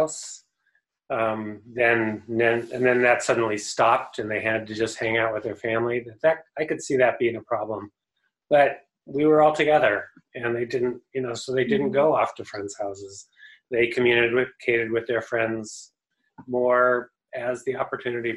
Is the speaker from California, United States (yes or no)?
yes; California, United States; I grew up eating abalone because I grew up in California